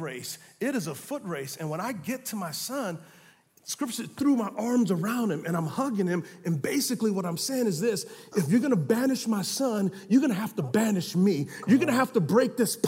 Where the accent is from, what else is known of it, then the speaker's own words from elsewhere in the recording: United States; we as American Christians